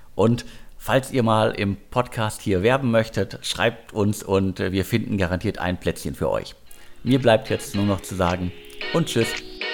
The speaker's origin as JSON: {"language": "German", "area": "Ruhr area", "region": "North Rhine-Westphalia", "country": "Germany", "tie": "born or raised there", "moved": "yes", "said": "ins Ruhrgebiet, meine alte Heimat"}